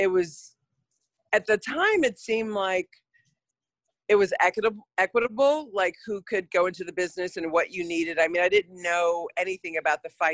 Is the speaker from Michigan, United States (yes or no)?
no; Rochester, New York, United States; also born or lived in Hartford, Connecticut; now in Oakland, United States; I was born in Hartford, Connecticut. And then my dad got a job with Kodak when I was 2. And so I was raised in Rochester, New York